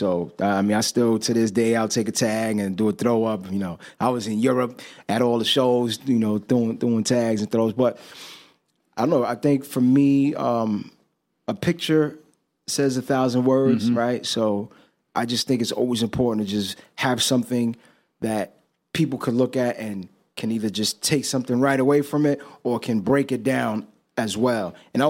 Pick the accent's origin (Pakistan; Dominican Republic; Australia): Dominican Republic; my mom, you know, we're from the Dominican Republic. My mom was from there, my father. So she mostly speaks Spanish.